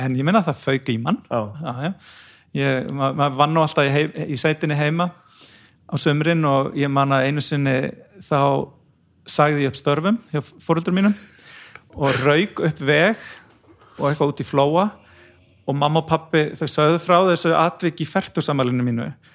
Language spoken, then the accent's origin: Icelandic; Brúarland, Mýrar, west of Borgarnes, Western Region, Iceland; ég fættur á uppalinn í Sveit á Brúaland og Mýrum, rétt vestafinn Borgarnes